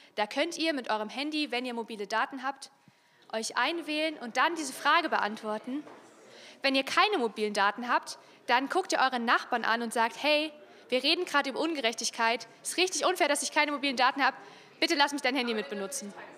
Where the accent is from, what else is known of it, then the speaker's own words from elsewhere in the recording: Freiberg, Saxony, Germany; now in Chemnitz, Germany; Ich bin in Freiberg aufgewachsen, das ist hier ganz in der Nähe, so eine Kleinstadt.